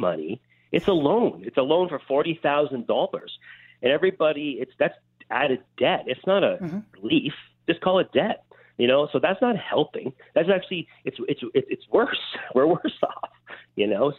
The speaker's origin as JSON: {"language": "English", "town": "Toronto", "region": "Ontario", "country": "Canada", "tie": "born or raised there", "moved": "yes", "lives_now": "Minden, Canada", "said": "I grew up in Toronto. I moved up north to Cottage Country."}